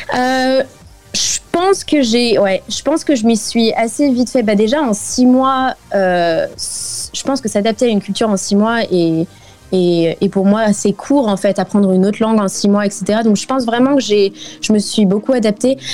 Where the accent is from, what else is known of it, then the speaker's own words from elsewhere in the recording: France; moved away as an adult; now in South Africa; en tant que française